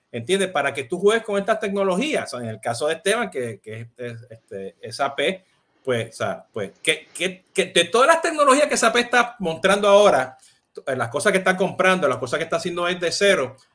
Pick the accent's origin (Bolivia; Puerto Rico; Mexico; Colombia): Puerto Rico; Viste que como buen puertorriqueño ya lo tengo, ya lo tengo.